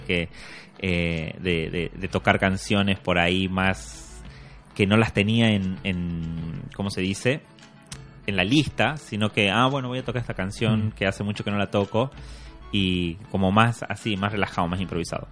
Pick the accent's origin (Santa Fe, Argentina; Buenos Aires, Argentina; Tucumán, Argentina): Tucumán, Argentina; un guitarrista argentino tucumano de donde soy yo